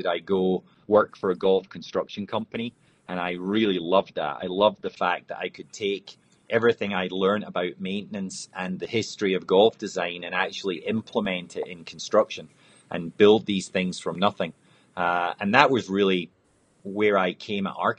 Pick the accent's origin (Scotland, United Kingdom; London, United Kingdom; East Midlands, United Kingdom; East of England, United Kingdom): Scotland, United Kingdom; moved away; I was born and raised in Scotland